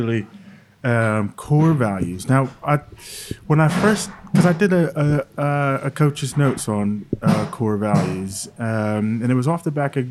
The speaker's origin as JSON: {"language": "English", "region": "New Jersey", "country": "United States", "tie": "born or raised there"}